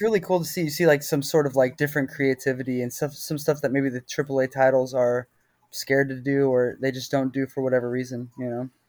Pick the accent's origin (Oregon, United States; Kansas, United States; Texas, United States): Texas, United States; I'm from Texas